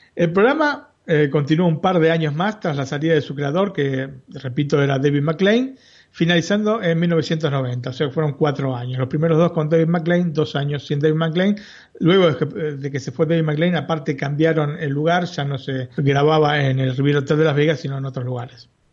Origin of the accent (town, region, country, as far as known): Buenos Aires, Argentina; born or raised there